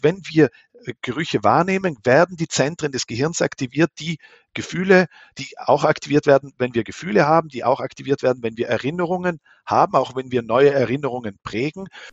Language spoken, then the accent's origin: German; near Merano, South Tyrol, Trentino-Alto Adige, Italy; moved away as an adult; also born or lived in Lucerne, Switzerland / Vienna, Austria; Ich bin in Südtirol aufgewachsen. Meine Mutter ist aus der Schweiz, mein Vater ist ein Südtiroler äh, in Meran und neben Meran bin ich aufgewachsen